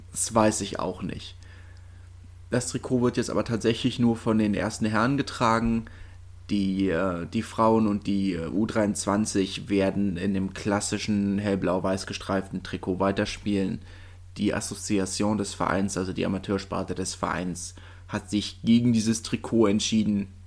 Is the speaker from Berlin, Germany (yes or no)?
yes; Berlin, Germany; für mich als äh, Berliner und Hertaner